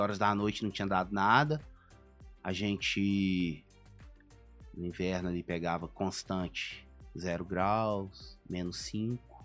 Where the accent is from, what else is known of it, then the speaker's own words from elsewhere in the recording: Brazil; moved away as an adult; also born or lived in Boston; sou brasileiro